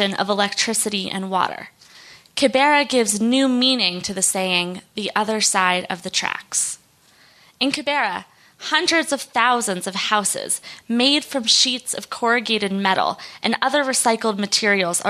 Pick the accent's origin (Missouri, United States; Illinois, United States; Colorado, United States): Colorado, United States; Denver; where I grew up in Denver.